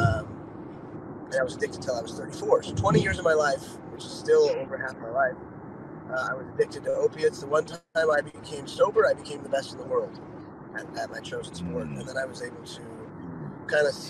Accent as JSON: {"language": "English", "town": "Dana Point", "region": "California", "country": "United States", "tie": "born or raised there", "also_born_or_lived": "Newport Beach, California / Laguna Beach, California / San Clemente, California", "said": "Yeah, I grew up in Orange County. I was born in Newport Beach. Grew up in South County in Laguna, Dana Point, San Clemente"}